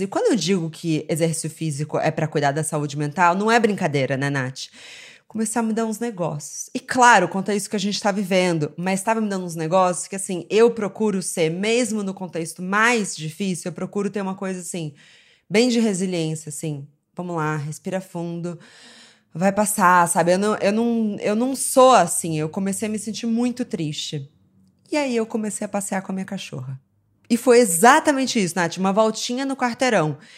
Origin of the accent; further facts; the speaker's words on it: Rio de Janeiro, Brazil; eu cresci no Rio